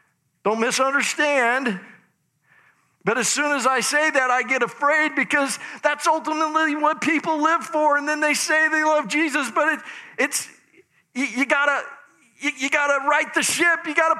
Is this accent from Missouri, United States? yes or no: no; Idaho, United States; But anyway, I'm from Idaho.